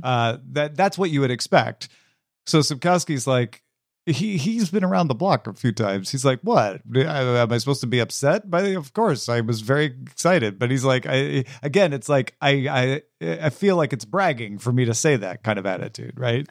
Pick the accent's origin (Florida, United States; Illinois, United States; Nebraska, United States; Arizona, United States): Illinois, United States; Greenville; moved away; in my hometown